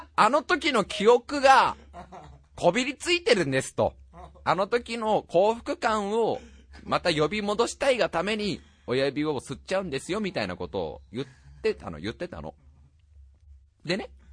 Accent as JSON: {"language": "Japanese", "region": "Saitama", "country": "Japan", "tie": "born or raised there", "said": "埼玉県育ちってことがバレちゃう"}